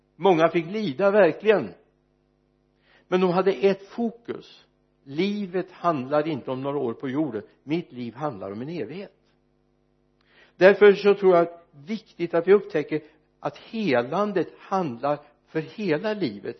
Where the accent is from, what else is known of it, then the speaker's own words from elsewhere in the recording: Mariestad, Västra Götaland, Sweden; när jag föddes fram på Mariestads B B för många, många år sedan